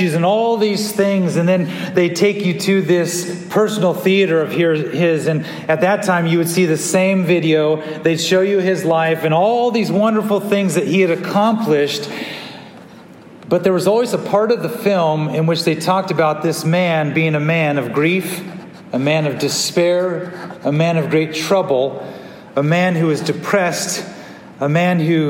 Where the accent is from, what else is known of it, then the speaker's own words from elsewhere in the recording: California, United States; growing up in California